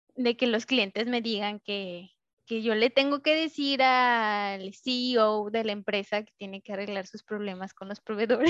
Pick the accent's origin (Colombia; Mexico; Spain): Mexico; moved away; tengo que regresar a México